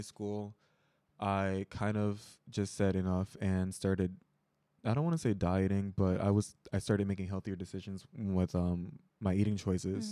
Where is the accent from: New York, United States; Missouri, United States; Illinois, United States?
Illinois, United States; Chicago; moved away as an adult; now in Seoul, South Korea; I am from Chicago, Illinois, U S